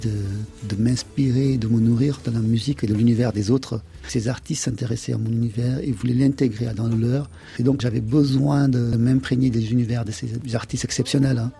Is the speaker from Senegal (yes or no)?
yes; Senegal; je suis sénégalais